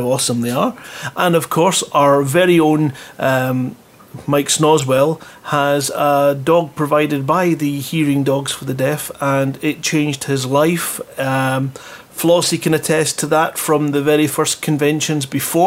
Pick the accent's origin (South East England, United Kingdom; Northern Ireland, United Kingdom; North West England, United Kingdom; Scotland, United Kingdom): Scotland, United Kingdom; I'm from Scotland